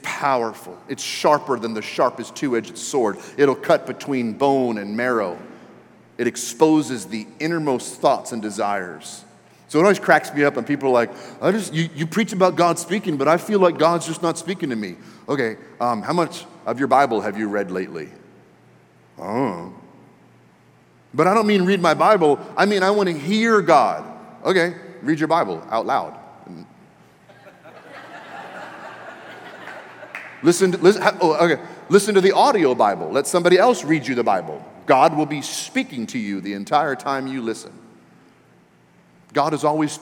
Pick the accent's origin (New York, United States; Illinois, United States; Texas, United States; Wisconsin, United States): Texas, United States; we're Christians and we're from Texas